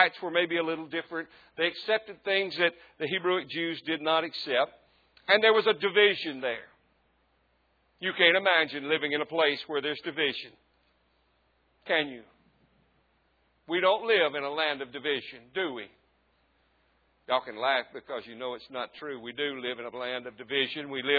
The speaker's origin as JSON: {"language": "English", "region": "Southwest Mississippi", "country": "United States", "tie": "born or raised there", "said": "I grew up in Southwest Mississippi"}